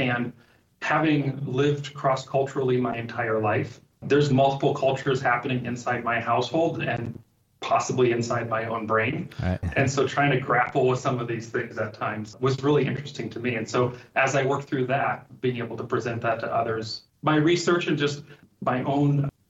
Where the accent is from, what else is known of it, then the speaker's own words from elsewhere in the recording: Liberia; My parents were missionaries with Lutheran Bible Translators, and so I was born and raised in Liberia. And so during that time, not only loved growing up in Africa